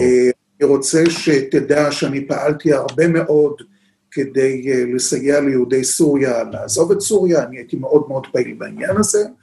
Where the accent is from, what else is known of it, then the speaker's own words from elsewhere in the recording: Haifa, Haifa District, Israel; אני חיפאי, אני יליד חיפה, אני רואה את עצמי בתור אה, חיפאי נצחי.